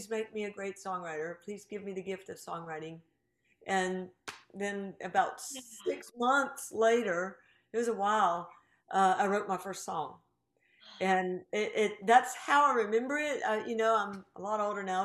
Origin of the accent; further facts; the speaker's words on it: Greensboro, North Carolina, United States; moved away; I'm from Greensboro, North Carolina